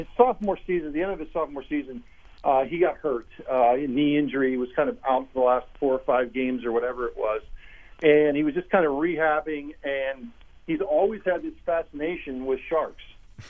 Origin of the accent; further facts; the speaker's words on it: Ohio, United States; when I grew up in Ohio, met my wife in Pittsburgh, and I had never heard of the term Italian beef.